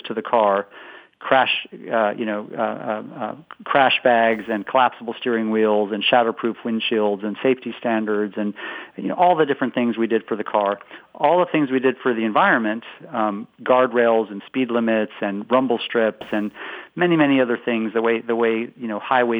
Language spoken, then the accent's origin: English; West Coast, United States; moved away as an adult; now in Boston, United States; I'm originally from the West Coast, but now I've been in Boston about 17 years